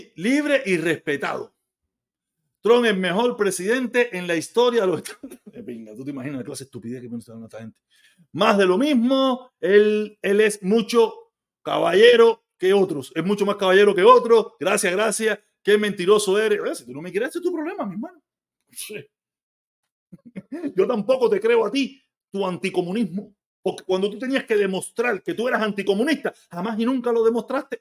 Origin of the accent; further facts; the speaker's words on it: Havana, Cuba; moved away as an adult; now in Florida, United States; Yo soy habanero de pura cepa